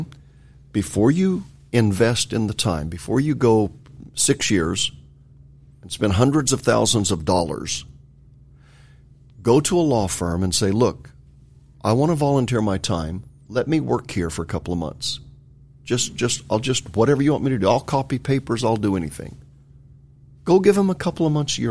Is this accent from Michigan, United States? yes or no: no; California, United States; I grew up in California